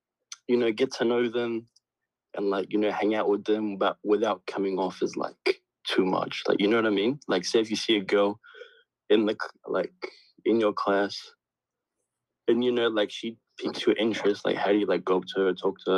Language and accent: English; Australia; So, I'm from Australia. So, like my accent, sorry.